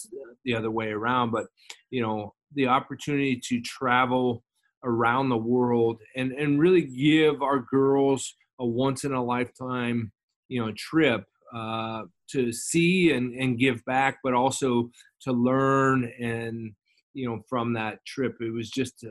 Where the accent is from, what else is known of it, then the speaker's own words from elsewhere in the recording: Las Vegas, Nevada, United States; moved away as an adult; I lived in Las Vegas, I grew up in Las Vegas, and I went home for the summer.